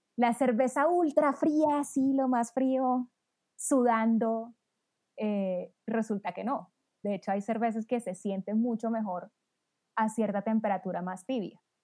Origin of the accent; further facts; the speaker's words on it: Cartagena, Bolívar, Colombia; Yo que soy de Cartagena, pura águila toda mi vida.